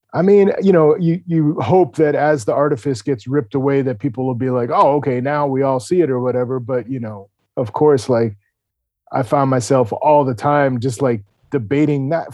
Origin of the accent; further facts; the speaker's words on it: New York, United States; I grew up in New York in the seventies and eighties